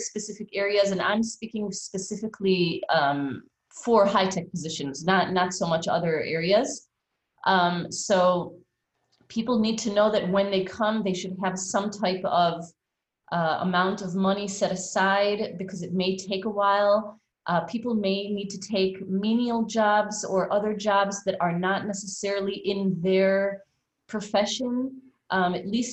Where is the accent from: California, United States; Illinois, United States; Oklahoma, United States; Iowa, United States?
Illinois, United States; Chicago; moved away as an adult; now in Israel; I made Aliyah when I was 18 from Chicago